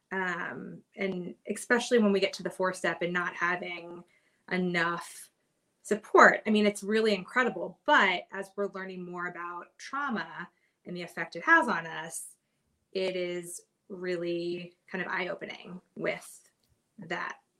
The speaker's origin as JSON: {"language": "English", "region": "Kentucky", "country": "United States", "also_born_or_lived": "New York", "moved": "as an adult", "lives_now": "Hermosa Beach, United States", "said": "I am originally from Kentucky and I've kind of made my way out west um, over the years."}